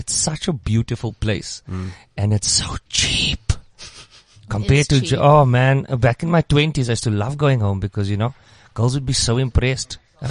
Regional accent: Hankey, Eastern Cape, South Africa; moved away; also born or lived in Port Elizabeth; I'm actually from outside of PE, but I was schooled there. I went to Hunky. I'm from Hunky.

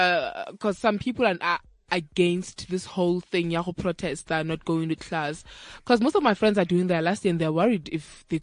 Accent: Limpopo, South Africa; I'm from Limpopo. I don't live that far from University of Limpopo.

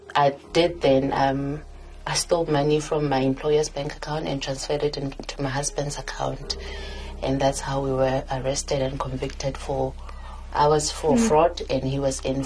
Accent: Sasolburg, Free State, South Africa; also born or lived in Welkom; I was born in Welkom, and I grew up in Sasolburg.

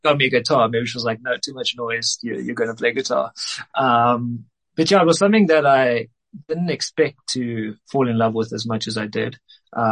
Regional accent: Cape Town, Western Cape, South Africa; moved away as an adult; now in Johannesburg, South Africa; I'm originally from Cape Town, but I moved up here, I think 6, 7 years ago

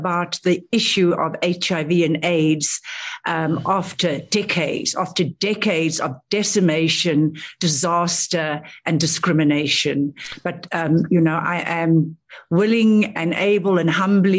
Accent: South Africa; moved away as an adult; also born or lived in Australia; being a South African in Australia at that time, working in the ANC office

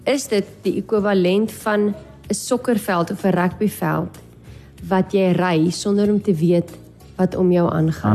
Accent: Namibia; as Namibiërs

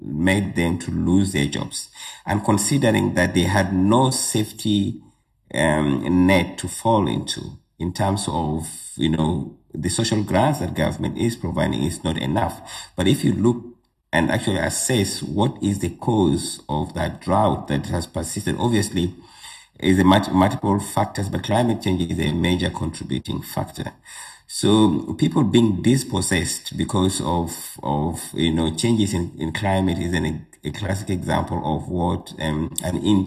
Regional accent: Uganda; now in South Africa; So I'm originally from Uganda. That's where I was born. And I spent most of my early childhood there

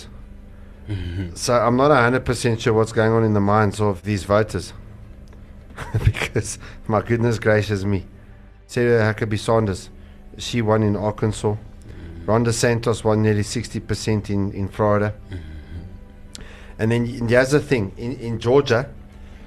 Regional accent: South Africa; As a South African

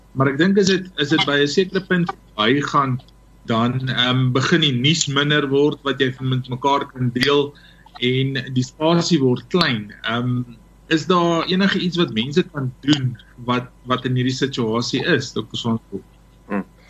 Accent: South Africa

